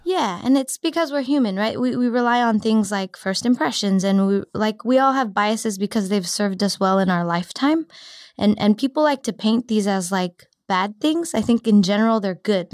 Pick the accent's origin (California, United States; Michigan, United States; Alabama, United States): California, United States; Cupertino; also born or lived in San Diego; now in San Francisco, United States; I grew up in Cupertino, so I, I decided to come back.